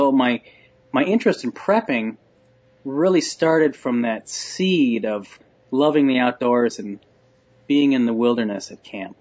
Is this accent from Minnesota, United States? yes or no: yes; Minneapolis suburbs, Minnesota, United States; I grew up in the Minneapolis suburbs, a typical rough-and-tumble boy's childhood.